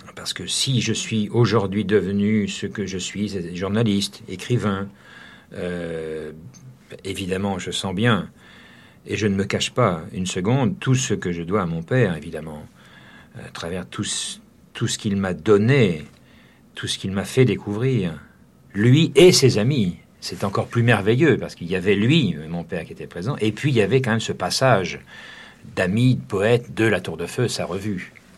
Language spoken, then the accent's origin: French; Jarnac, Nouvelle-Aquitaine, France; moved away; moi, j'ai quitté Jarnac assez, assez tôt